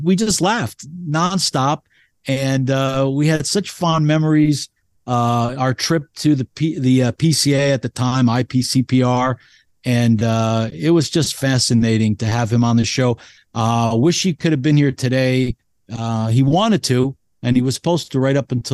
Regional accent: New Jersey, United States; I'm from New Jersey and I'm Greek

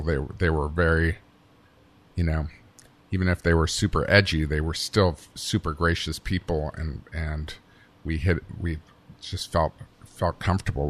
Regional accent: Bristol, Virginia, United States; moved away; I'm from Bristol, Virginia, which is on the border with Tennessee

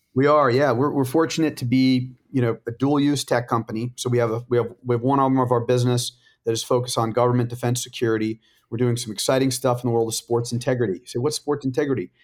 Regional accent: La Jolla, California, United States; I grew up in La Jolla, California

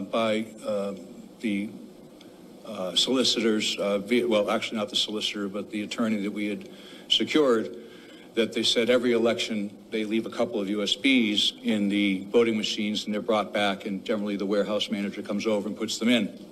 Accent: Delaware County, Pennsylvania, United States; I'm from Delaware County

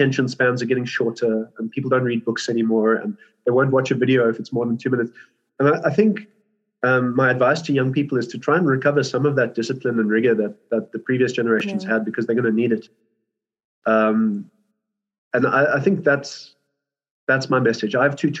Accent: Birmingham, West Midlands, United Kingdom; also born or lived in South Africa; So I was born in South Africa, but we moved to England. My dad got a job in Birmingham, and we moved as a family, and we were living in this farmhouse.

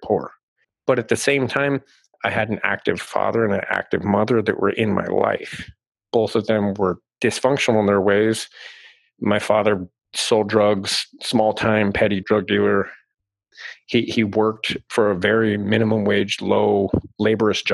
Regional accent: Southern Arizona, United States; I grew up here in Arizona, Southern Arizona.

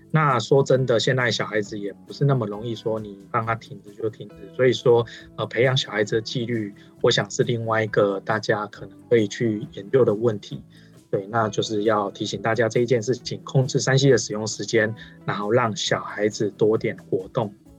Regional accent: Changhua County, Taiwan; 因为我是彰化人，然后，呃，小时候也是在乡下

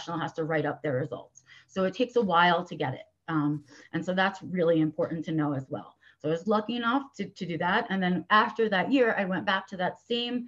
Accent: New York City, New York, United States; I was born and raised in New York City

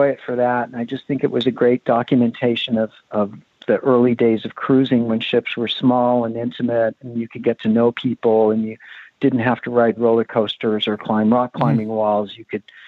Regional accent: Los Angeles, California, United States; I grew up in Hollywood

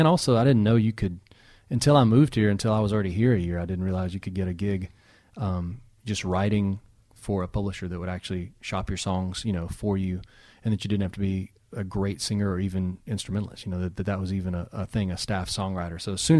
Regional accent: Danville, Kentucky, United States; Danville, Kentucky. About three and a half hours from here.

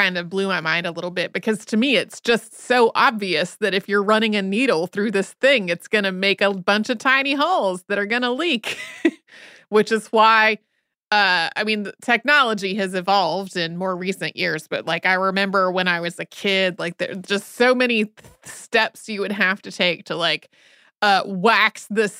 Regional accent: the South, United States; And like growing up in the South, where often when it was raining, it was also warm

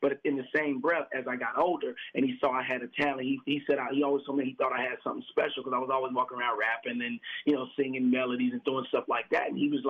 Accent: Chicago, Illinois, United States; you know Chicago, so you know what Inglewood is like. You know, I'm originally from the West Side, you know, from the projects, you know.

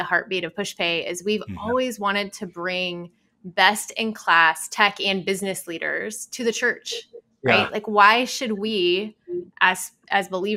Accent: Sheridan, Oregon, United States; I grew up in Sheridan, Oregon

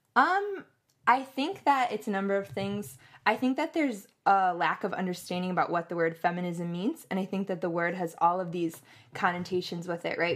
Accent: Madison, Wisconsin, United States; moved away as an adult; also born or lived in Louisiana; I'm from Madison, Wisconsin

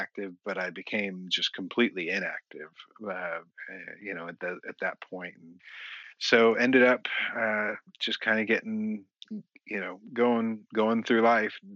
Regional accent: Kansas City, United States; now in Texas, United States; I grew up in Kansas City

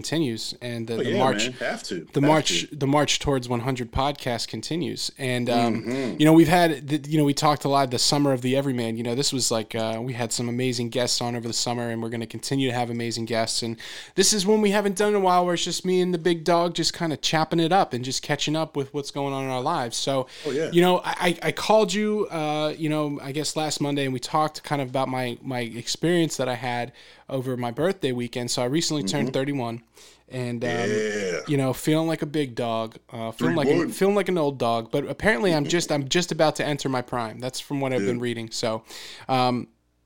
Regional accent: near Philadelphia, Pennsylvania, United States; growing up near Philadelphia, I feel like a suburban city person

